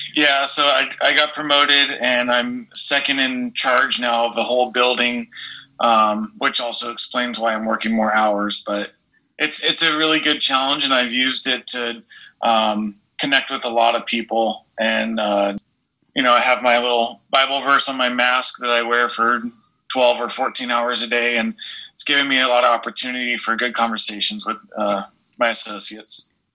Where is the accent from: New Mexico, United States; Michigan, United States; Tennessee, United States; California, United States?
California, United States; San Diego County; we both were born and raised in San Diego County, California.